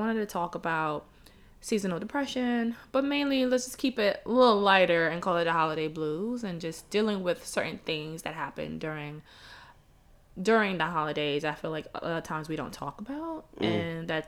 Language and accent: English; New York City, New York, United States; I'm from Brooklyn too.